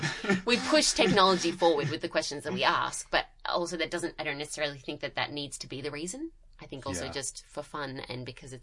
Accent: Australia; As an Australian

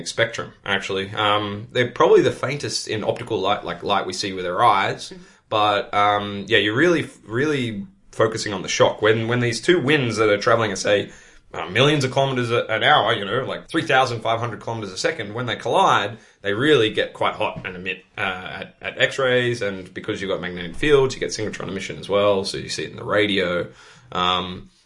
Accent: Australia; moved away as an adult; now in Netherlands; It's kind of funny as an Australian to be back in the UK. It's like a shade of my own country

